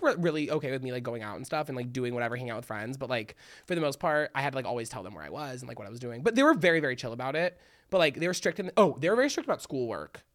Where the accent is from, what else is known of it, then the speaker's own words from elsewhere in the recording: Miami, Florida, United States; I'm from Miami, so it's, like, really hot